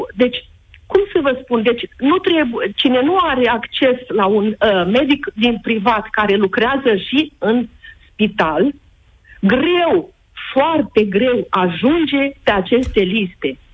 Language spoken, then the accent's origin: Romanian; Iași, Iași County, Romania; suntem din Iași